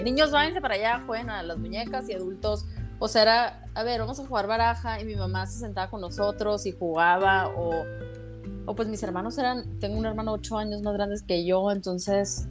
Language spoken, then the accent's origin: Spanish; Hermosillo, Sonora, Mexico; moved away as an adult; now in San Diego, United States; Yo soy de Hermosillo, Sonora.